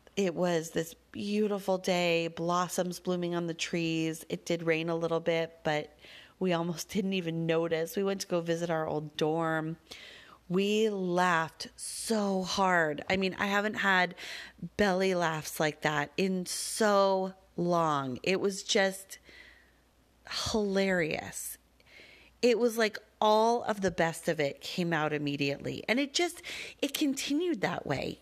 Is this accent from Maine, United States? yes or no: no; Denver, Colorado, United States; I grew up with them in Denver